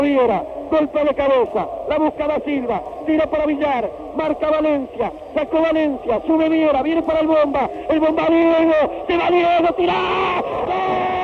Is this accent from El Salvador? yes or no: no; Uruguay; Porque así somos los uruguayos. Porque así somos nosotros. Porque así somos los charrúas.